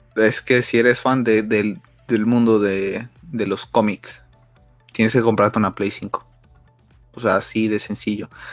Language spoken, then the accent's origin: Spanish; Mexico; nosotros como mexicanos